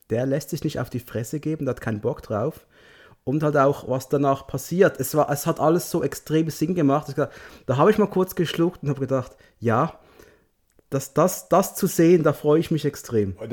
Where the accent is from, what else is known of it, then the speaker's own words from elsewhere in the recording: Switzerland; Aber hey, ich komme aus der Schweiz.